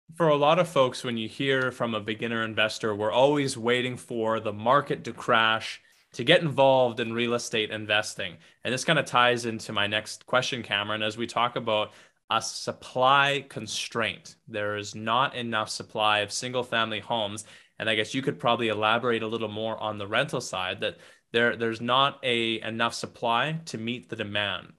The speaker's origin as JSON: {"language": "English", "town": "St. Brieux", "region": "Saskatchewan", "country": "Canada", "tie": "born or raised there", "said": "my hometown of Saint Brew"}